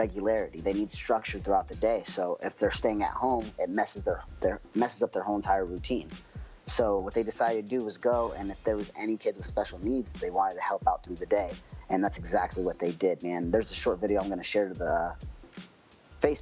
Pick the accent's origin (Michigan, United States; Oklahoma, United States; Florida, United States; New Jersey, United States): Oklahoma, United States; I'm from Oklahoma